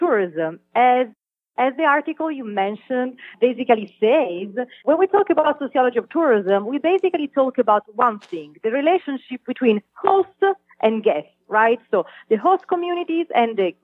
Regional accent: Italy; moved away as an adult; also born or lived in Los Angeles, United States; now in Las Vegas, United States; I'm from Italy, and I was really interested, and this is why I moved here to attend a PhD in sociology 5 years ago

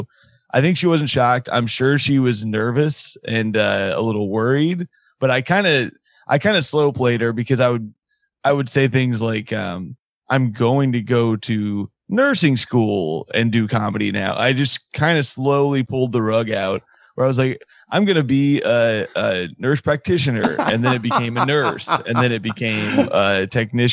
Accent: Indiana, United States; his TV show is set in my hometown

